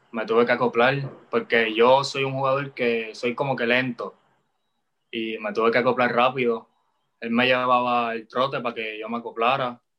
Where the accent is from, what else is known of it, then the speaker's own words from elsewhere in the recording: Bayamón, Puerto Rico; also born or lived in Santurce; soy de Bayamón. Este, Vivía con. No, yo vivía antes con mi mamá en Santurce